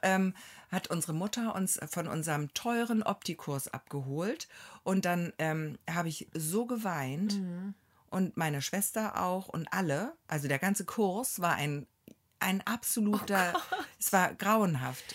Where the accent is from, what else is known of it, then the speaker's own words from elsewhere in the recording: Hamburg, Germany; moved away as an adult; now in Neustadt in Holstein, Germany; ich komme ja aus Hamburg